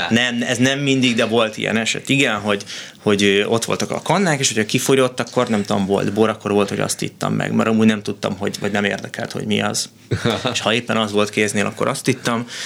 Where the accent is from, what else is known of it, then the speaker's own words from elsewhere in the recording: Budapest, Hungary; born there; tehát hogy ott Budapesten születtem, és úgy mentünk le, ez volt a kivonulás